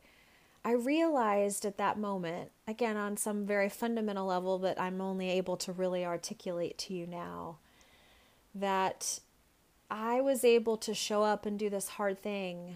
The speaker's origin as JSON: {"language": "English", "town": "Dallas", "region": "Texas", "country": "United States", "tie": "born or raised there", "moved": "yes", "lives_now": "Boston, United States", "said": "Dallas, where I grew up"}